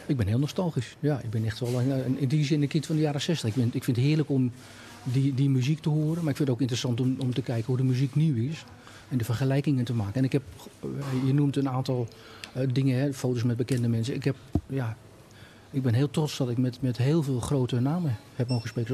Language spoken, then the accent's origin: Dutch; Hilversum, North Holland, Netherlands; also born or lived in Nijverdal / Vinkeveen; ik natuurlijk van oorsprong een tukker ben, eh, maar opgegroeid ben in Hilversum